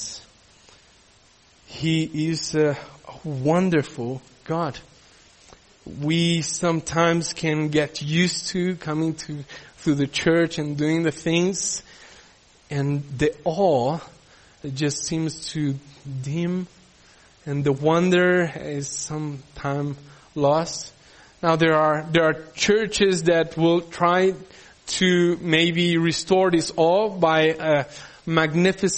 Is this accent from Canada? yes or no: no; Peru; also born or lived in Brazil; now in South Africa; growing up in Peru